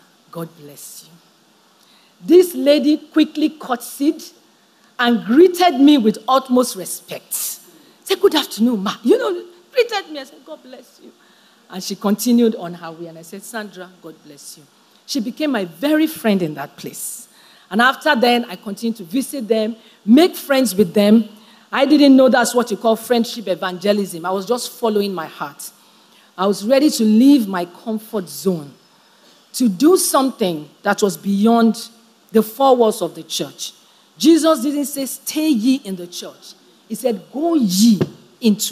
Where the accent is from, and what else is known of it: Nigeria